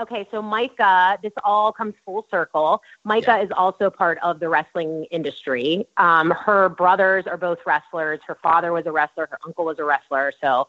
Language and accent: English; Pittsburgh, Pennsylvania, United States; moved away as an adult; also born or lived in Tampa; now in Connecticut, United States; we moved obviously from Pittsburgh.